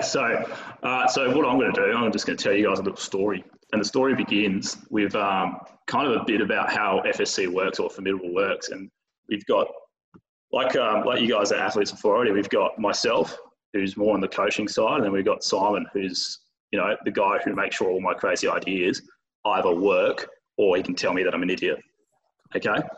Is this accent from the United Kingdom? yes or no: no; Bunbury, Western Australia, Australia; now in Perth, Australia; I'm from Bunbury. I'm in Perth.